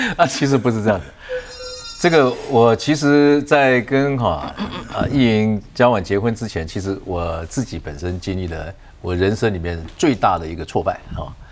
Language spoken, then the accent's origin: Chinese; Taiwan; 从小在农村的客家家庭长大的